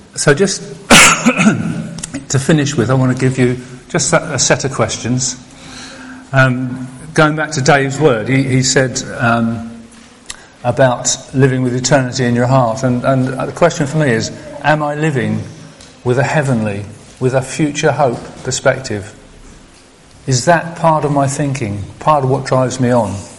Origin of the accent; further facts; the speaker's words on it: United Kingdom; I'm British